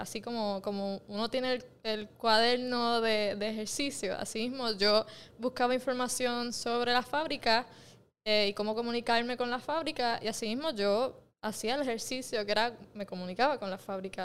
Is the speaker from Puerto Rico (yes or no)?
yes; Mayagüez, Puerto Rico; yo nací en Mayagüez